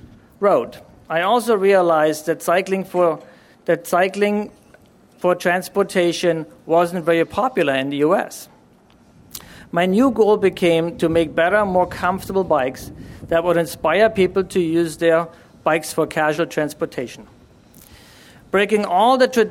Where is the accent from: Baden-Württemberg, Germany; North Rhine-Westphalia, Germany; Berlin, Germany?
Berlin, Germany; moved away; I was born and raised in Germany. I grew up in Berlin at the time, and we still had a Berlin Wall